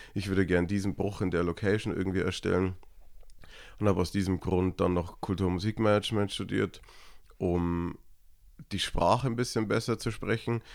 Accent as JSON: {"language": "German", "town": "Niederalteich", "region": "Bavaria", "country": "Germany", "tie": "born or raised there", "also_born_or_lived": "Munich", "moved": "yes", "said": "ich bin in Niederalteich aufgewachsen, das ist ein kleines Dorf in Erklär Niederbayern."}